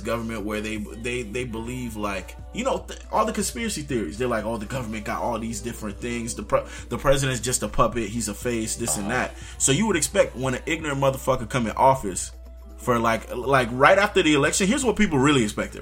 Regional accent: United States; as an American

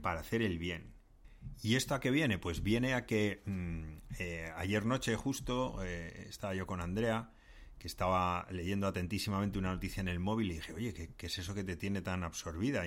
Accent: Madrid, Community of Madrid, Spain; accent: Madrid accent; tenemos acento de Madrid

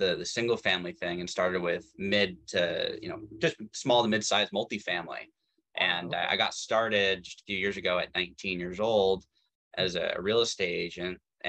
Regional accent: Tacoma, Washington, United States; I grew up in Tacoma, which was just south of Seattle

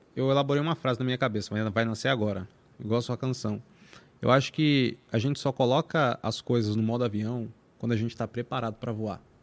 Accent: São Paulo, Brazil; Eu nasci em São Paulo, mano, na Vila Industrial, uma quebrada, mano, lá na Zona Leste

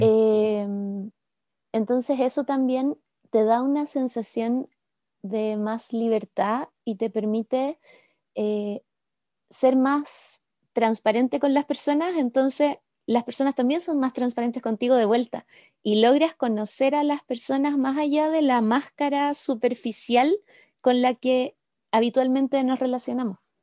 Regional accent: Santiago, Santiago Metropolitan Region, Chile; moved away as an adult; now in Puerto Varas, Chile; soy chilena y he vivido siempre en este país, en Santiago hasta los 27 y desde entonces en Puerto Varas.

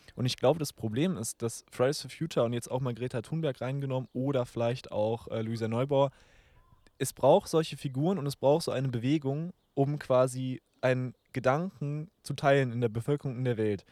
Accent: Germany; als Deutsche

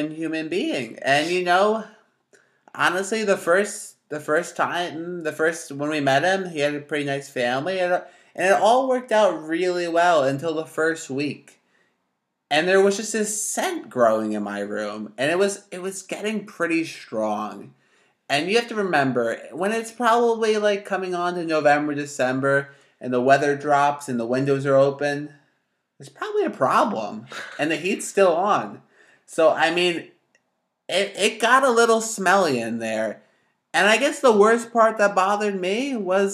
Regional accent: New Jersey, United States; I'm from North Jersey

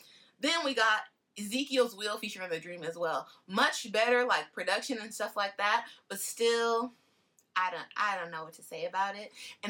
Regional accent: California, United States; as a Californian

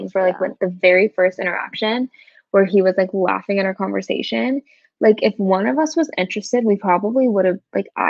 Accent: Sacramento, California, United States; I'm from Sacramento

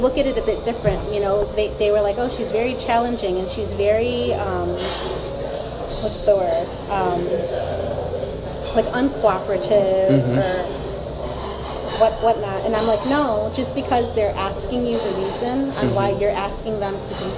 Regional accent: Chicago, Illinois, United States; I'm born and raised in Chicago

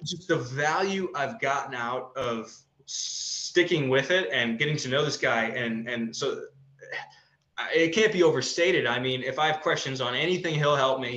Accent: Midwest, United States; moved away as an adult; also born or lived in Ohio; now in Colorado, United States; I grew up in the Midwest, very conservative, very scarcity

